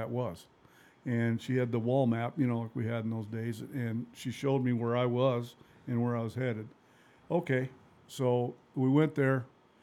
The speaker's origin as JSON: {"language": "English", "town": "Helena", "region": "Montana", "country": "United States", "tie": "born or raised there", "said": "I was born in Helena, Montana."}